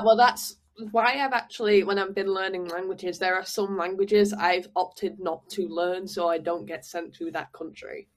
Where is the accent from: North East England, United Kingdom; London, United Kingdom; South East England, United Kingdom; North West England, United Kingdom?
North West England, United Kingdom; Manchester; moved away as an adult; now in Paris, France; I feel very strongly about where I'm from and I'm very yeah. sort of connected to you know being a Manc, being a Northerner